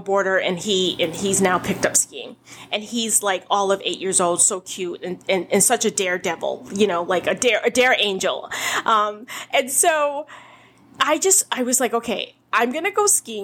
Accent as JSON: {"language": "English", "town": "Boston", "region": "Massachusetts", "country": "United States", "tie": "born or raised there", "said": "I grew up in Boston"}